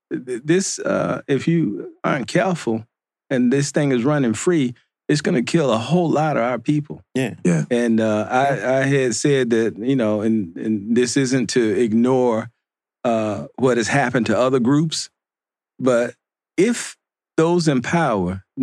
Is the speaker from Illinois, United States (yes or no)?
no; Mississippi, United States; also born or lived in Detroit, Michigan; I'm from Mississippi and Detroit